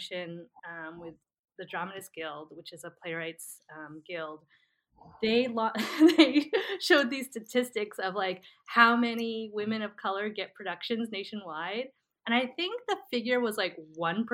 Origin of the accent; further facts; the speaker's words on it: New Jersey, United States; I grew up in Central Jersey